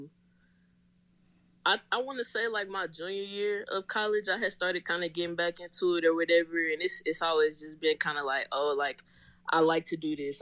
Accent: Nashville, Tennessee, United States; moved away as an adult; now in Atlanta, United States; I'm from Nashville, Tennessee. I'm in Atlanta now. I came out here, I believe, 2014.

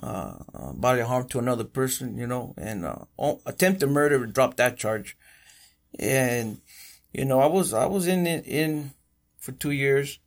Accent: Coachella Valley, California, United States; born or raised there; also born or lived in Bellflower, Los Angeles / Huntington Park

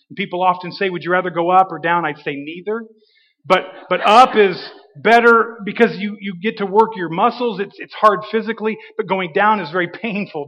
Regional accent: Washington, United States; moved away; I grew up here in Washington, graduated from Washington high school.

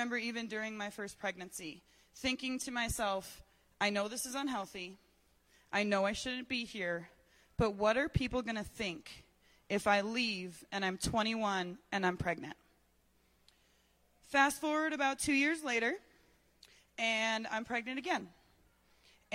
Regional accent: Colorado Springs, Colorado, United States; I was born here in Colorado Springs.

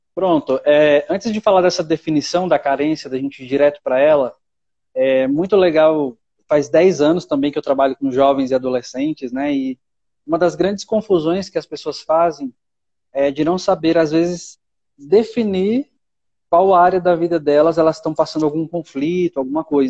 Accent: São Paulo, Brazil; moved away as an adult; eu sou natural de São Paulo, é São Paulo capital.

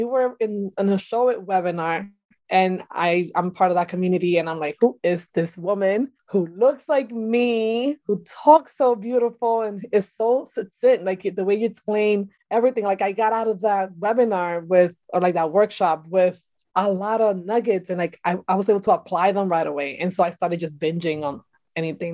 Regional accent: Dominican Republic; now in New York City, United States; I'm Dominican

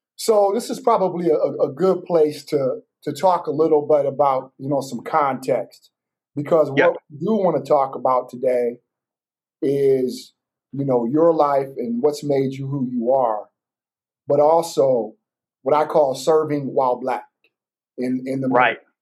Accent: Battle Creek, Michigan, United States; born or raised there

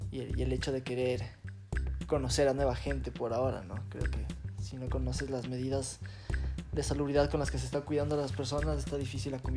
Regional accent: Quito, Pichincha, Ecuador; y nací en Quito, en, la cordillera. Pero sí, soy, soy de sangre caliente.

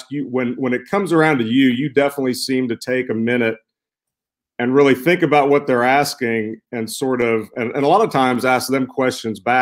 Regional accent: Alabama, United States; I'm from Alabama

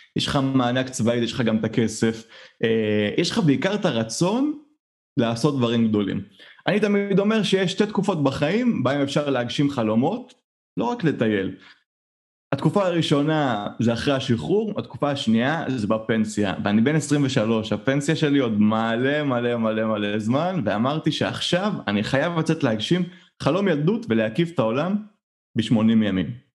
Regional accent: Israel; אני ישראלי, אנחנו ישראלים

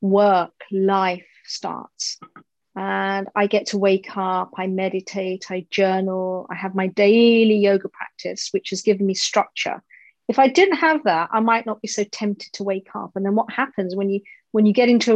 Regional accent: United Kingdom; I'm British Indian

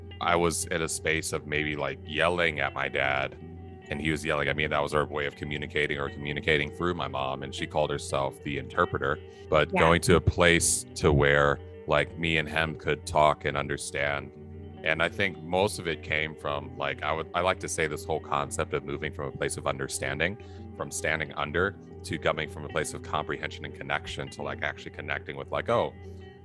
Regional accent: United States; we're both from the United States, within American culture

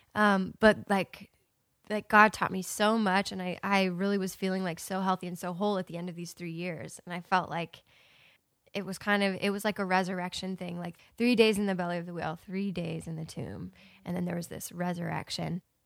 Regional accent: Ohio, United States; moved away; I moved to my hometown and I was gonna stay there for about a month or two, and my plan was to move to Nashville, like, right away. And when I got to, uh, Ohio

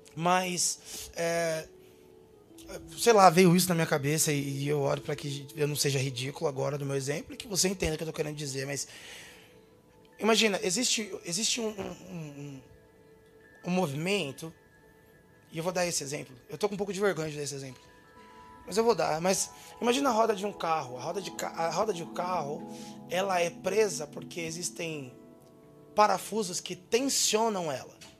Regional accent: São Paulo area, Brazil; born or raised there

